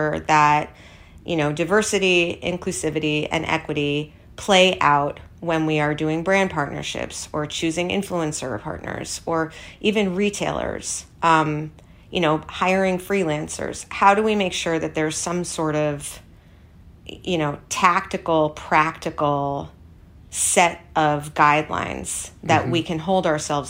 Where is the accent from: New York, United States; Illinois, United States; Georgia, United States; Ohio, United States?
New York, United States; New York City; I grew up on the Upper East Side